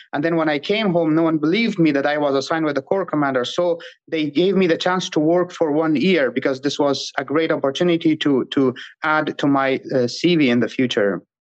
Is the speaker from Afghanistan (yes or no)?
yes; Afghanistan; first language Pashto; English is a second language; moved away as an adult; Pashto is my native language, and I studied and grew up in a Dari-speaking environment